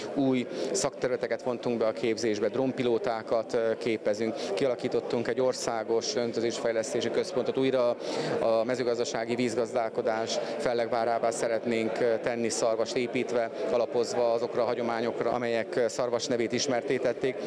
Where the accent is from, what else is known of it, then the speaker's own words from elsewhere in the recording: Békés, Hungary; én Békés megyei vagyok